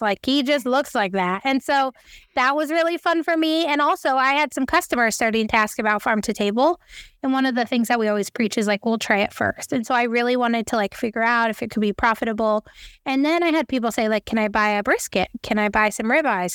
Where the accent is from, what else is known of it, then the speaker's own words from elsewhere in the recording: Three Forks, Montana, United States; I was born and raised in Three Forks, Montana, which is a little town outside of Bozeman